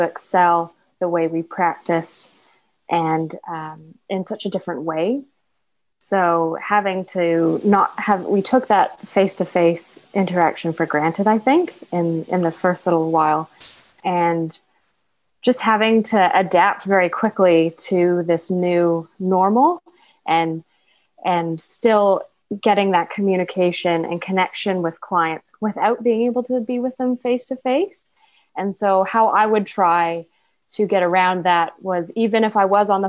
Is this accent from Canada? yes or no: yes; Vancouver, British Columbia, Canada; moved away as an adult; now in New Zealand; I have a mentor back home. I'm from Vancouver